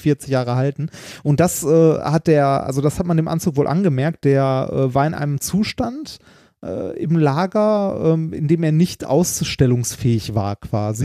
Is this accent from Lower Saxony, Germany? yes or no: no; Essen, North Rhine-Westphalia, Germany; in meine alte Heimat zurückkomme, mhm. ne, nach Essen, in den Stadtteil, wo ich aufgewachsen bin